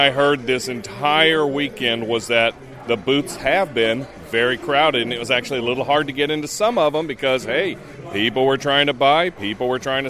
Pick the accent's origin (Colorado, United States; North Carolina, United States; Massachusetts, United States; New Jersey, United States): North Carolina, United States; Charlotte; live at the Oddities and Curiosities Expo in my hometown of Charlotte, North Carolina.